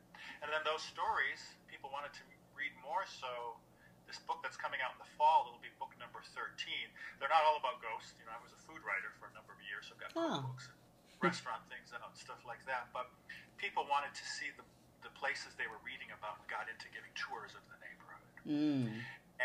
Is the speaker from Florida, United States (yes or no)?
no; Wisconsin, United States; moved away as an adult; also born or lived in Europe; now in Louisville, United States; I'm from Wisconsin originally, and I ended up here in the 90s